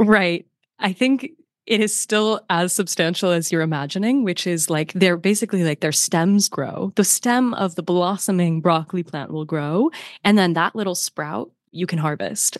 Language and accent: English; north of Detroit, next bridge up to Canada, Michigan, United States; moved away; the next bridge that you hit that takes you to Canada, that's where I grew up.